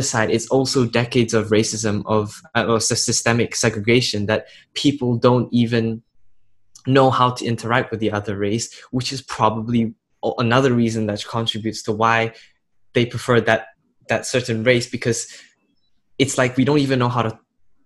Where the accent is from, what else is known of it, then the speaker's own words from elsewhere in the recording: Jakarta, Indonesia; I grew up and in Jakarta, I went to an international school